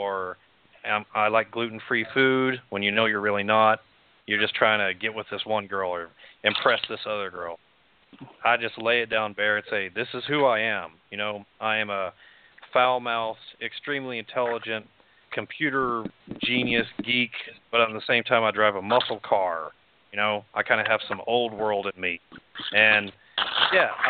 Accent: Amarillo, Texas, United States; moved away as an adult; I'm from Amarillo. So, yeah, Amarillo will dry you up. I mean, I spent 25 years there

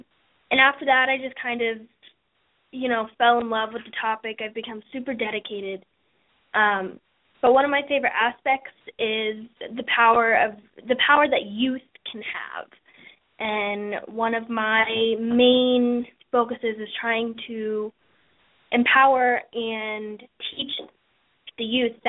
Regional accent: Indianapolis, Indiana, United States; I am 14 and from Indianapolis.

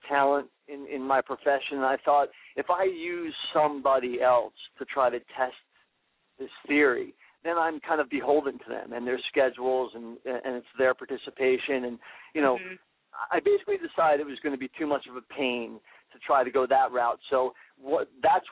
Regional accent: New Hope, Pennsylvania, United States; I'm from New Hope, Pennsylvania, and the Philly area.

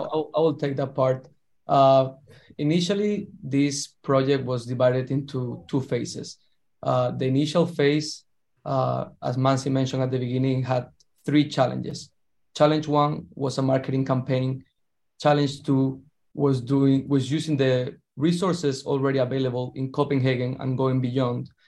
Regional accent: southern Spain, Spain; now in New York, United States; I'm from a small town in the south of Spain

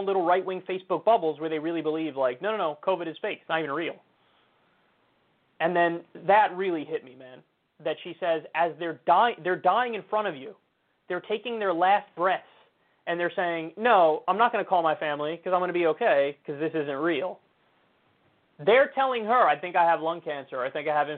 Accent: United States; I'm as American as it gets.

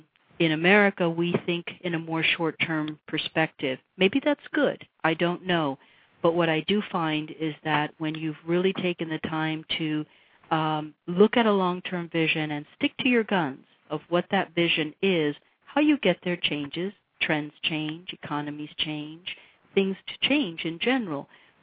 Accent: United States; But being an American woman and perhaps the age, perhaps all of these components put together worked

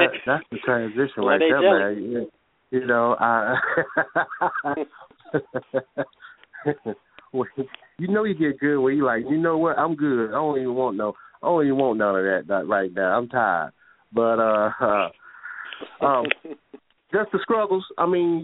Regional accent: Talladega, Alabama, United States; moved away as an adult; now in Baltimore, United States

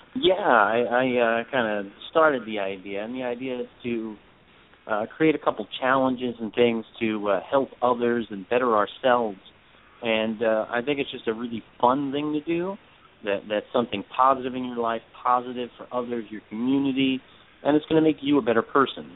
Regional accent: New York City, New York, United States; I grew up in Brooklyn

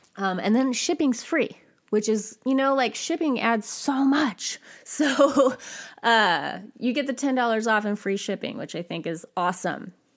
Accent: California, United States; I grew up in California

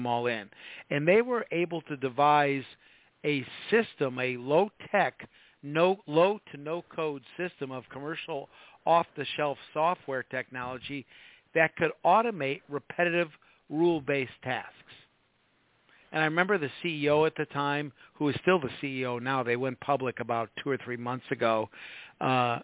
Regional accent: Midwest, United States; moved away; I come from the Midwest originally

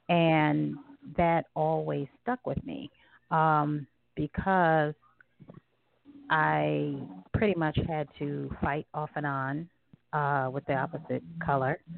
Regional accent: Southern United States, United States; I grew up in the South, where it was uh, predominantly, you know, white Caucasian area

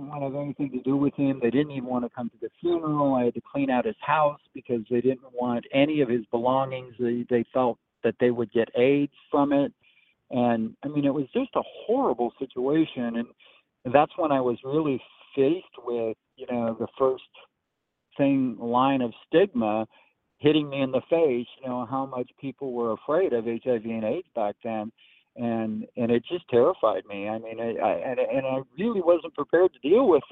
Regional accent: Eastern Oregon, United States; now in Tennessee, United States; I grew up in Eastern Oregon

